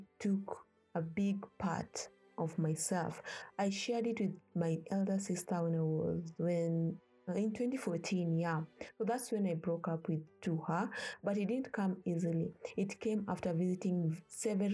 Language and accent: English; Kenya; now in Ethiopia; I was born and raised in Kenya